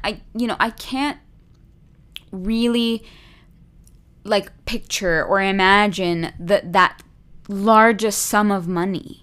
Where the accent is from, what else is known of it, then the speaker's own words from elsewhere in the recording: Calgary, Alberta, Canada; moved away; growing up in Calgary